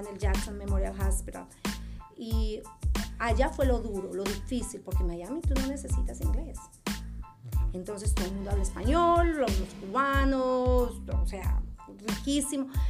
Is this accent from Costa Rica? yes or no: no; Ibagué, Tolima, Colombia; first language Spanish; moved away as an adult; also born or lived in Kansas City, United States; now in United States; yo soy original de Colombia, soy colombiana, soy ibaguereña, la ciudad musical de Colombia